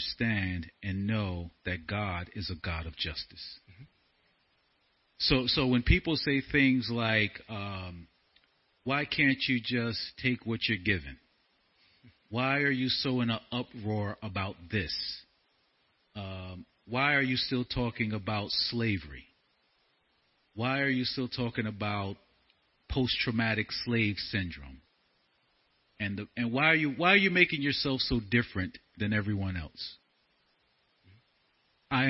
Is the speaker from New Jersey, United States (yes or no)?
yes; Newark, New Jersey, United States; also born or lived in Brooklyn, New York / Monroe Township, New Jersey; I was born in Brooklyn, raised in Newark